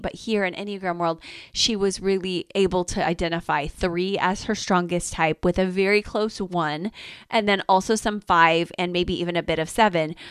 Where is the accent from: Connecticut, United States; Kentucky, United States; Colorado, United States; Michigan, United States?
Michigan, United States; Detroit; now in Tampa, United States; I grew up in Detroit